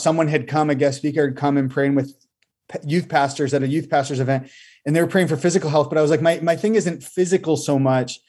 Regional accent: Massachusetts, United States; moved away as an adult; now in Bolivia; I actually was born and raised in Massachusetts.

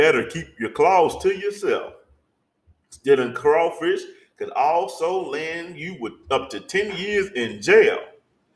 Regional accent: Arkansas, United States; I'm from Arkansas.

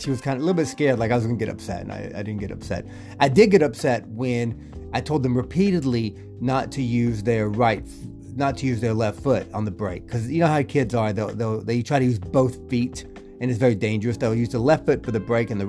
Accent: Georgia, United States; moved away; when I grew up in Georgia

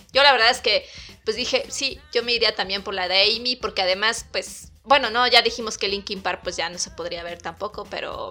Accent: Chiapas, Mexico; now in Mexico City, Mexico; yo no soy de la Ciudad de México, yo soy de Chiapas

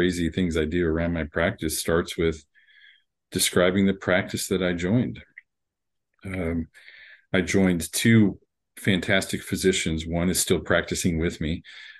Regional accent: Texas, United States; also born or lived in Miami; So I'm here where I pretty much where I grew up. I'm originally from Miami, so not too far from you, and moved around a lot when I was younger, but settled here by late elementary school and did my education mostly in Texas

